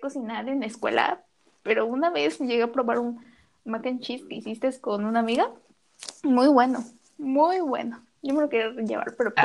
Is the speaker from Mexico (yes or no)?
yes; Mexico; como mexicanos decimos